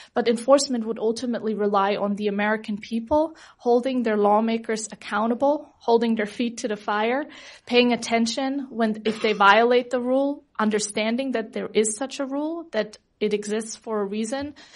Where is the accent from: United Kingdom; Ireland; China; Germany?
Germany; now in United States; I come from Germany